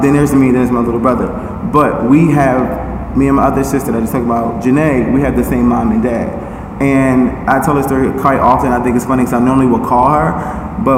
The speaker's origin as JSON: {"language": "English", "town": "Philadelphia", "region": "Pennsylvania", "country": "United States", "tie": "born or raised there", "said": "I was born and raised in North Philly."}